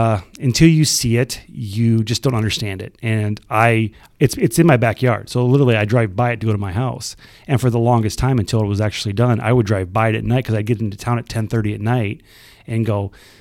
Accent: Oelwein, Iowa, United States; You know, I grew up in Owine. That's where I went to school.

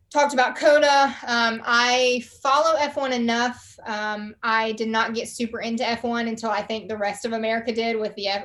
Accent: the South, United States; accent: Southern; between your Australian accent and my Southern accent, but it worked out well.

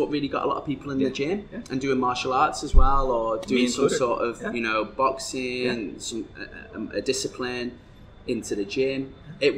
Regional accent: North West England, United Kingdom; now in Dubai, United Arab Emirates; the town that I come from is also a very bodybuilding type town. You know, in the northwest of England

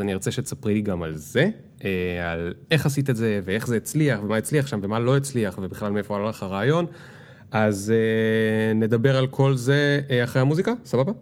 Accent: the Krayot, Haifa District, Israel; גדלנו ביחד בקריות

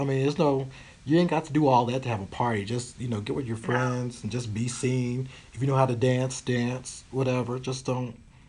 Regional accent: Tennessee, United States; I've come from I came from Tennessee where people were, you had to go on the corner or they go behind Kroger's to do it.

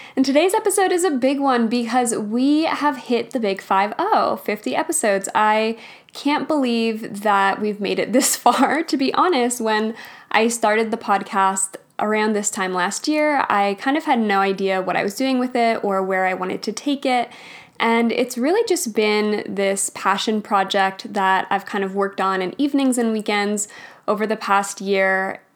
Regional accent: Alberta, Canada; I grew up in Alberta

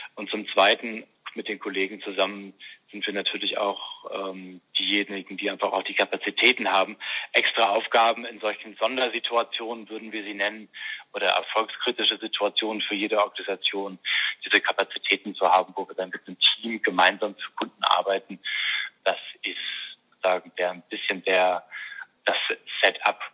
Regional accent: Bremen, Germany; moved away; also born or lived in Münster; als Schülersprecher in Bremen, wo ich aufgewachsen bin

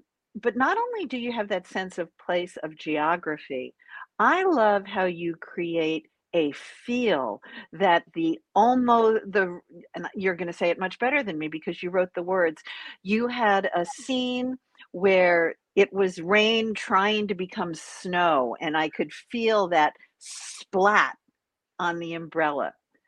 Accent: New York, United States; part of it is because I'm a New Yorker and you're a New Yorker, at least in our youth

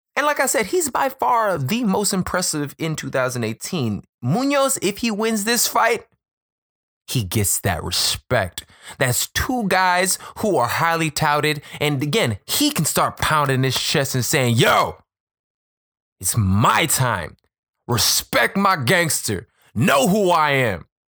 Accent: Chicago, Illinois, United States; right here in my hometown of Chicago

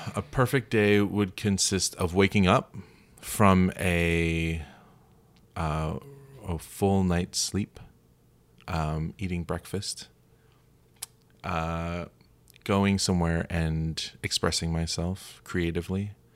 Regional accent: Florida, United States; I went to school uh, in at the University of Florida, and I'm from Florida

